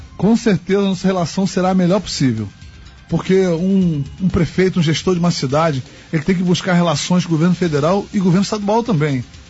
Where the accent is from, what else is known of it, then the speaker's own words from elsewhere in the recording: Angra dos Reis, Rio de Janeiro, Brazil; Eu sou nascido e criado em Angra dos Reis